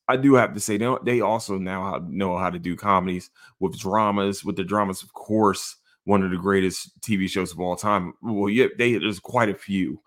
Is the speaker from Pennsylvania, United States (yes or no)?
yes; Philadelphia, Pennsylvania, United States; I'm from Philadelphia